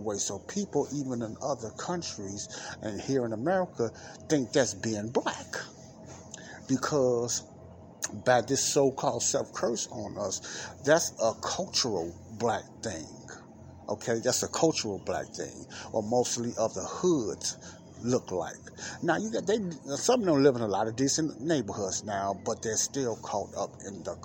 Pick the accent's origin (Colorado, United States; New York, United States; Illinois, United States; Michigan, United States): Illinois, United States; Chicago; here in Chicago, my hometown.